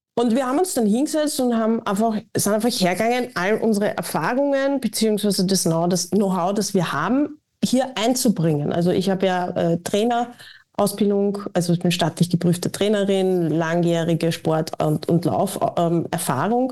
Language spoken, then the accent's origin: German; Austria; als Österreicherin